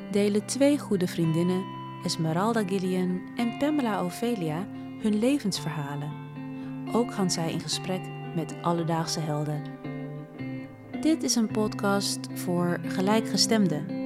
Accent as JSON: {"language": "Dutch", "town": "Paramaribo", "region": "Paramaribo District", "country": "Suriname", "tie": "born there", "said": "Ik ben in 1987 geboren in Paramaribo, Suriname."}